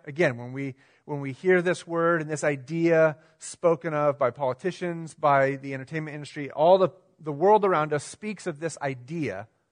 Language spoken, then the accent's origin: English; United States; us as American Christians